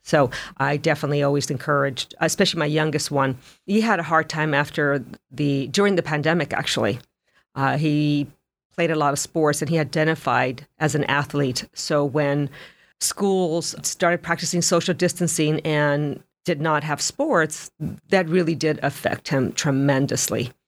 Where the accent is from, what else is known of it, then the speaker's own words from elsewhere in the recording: Los Angeles, California, United States; moved away; I grew up in Los Angeles